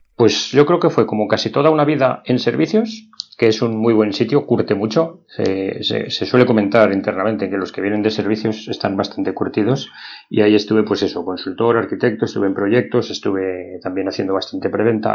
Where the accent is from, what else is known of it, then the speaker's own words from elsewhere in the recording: Madrid, Community of Madrid, Spain; yo soy de Madrid, como bien dice mi acento, aunque yo no lo noto, pero sí de aquí de Madrid. No tengo pueblo